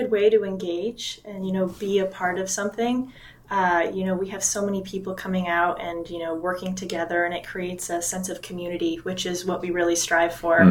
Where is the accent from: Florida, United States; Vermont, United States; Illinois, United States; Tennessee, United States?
Vermont, United States; moved away as an adult; now in New Hampshire, United States; I love Vermont. I'm from Vermont and the New England area, New Hampshire.